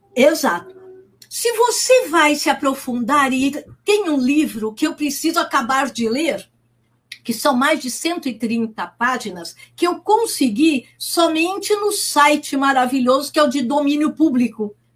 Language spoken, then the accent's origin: Portuguese; Santos, São Paulo, Brazil; eu moro aqui e nasci em Santos